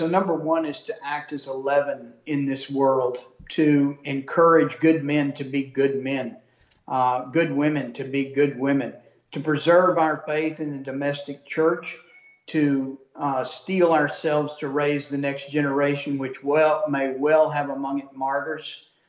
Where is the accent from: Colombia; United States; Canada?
Canada; Well, I want to tell you, Jesse, I'm a Canadian trucker.